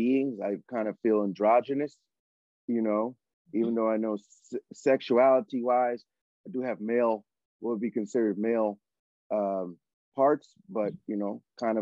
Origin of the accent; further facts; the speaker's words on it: Connecticut, United States; now in Los Angeles, United States; Where I grew up in Connecticut, as you know, on Plainfield Street